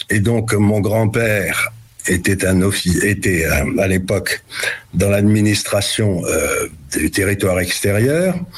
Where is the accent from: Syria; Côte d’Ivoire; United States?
Syria; born there; c'est pour ça que je suis né en Syrie